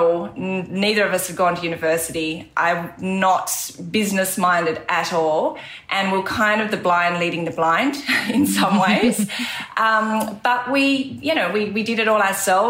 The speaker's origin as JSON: {"language": "English", "region": "Tasmania", "country": "Australia", "tie": "born or raised there", "moved": "yes", "said": "I grew up in Tasmania"}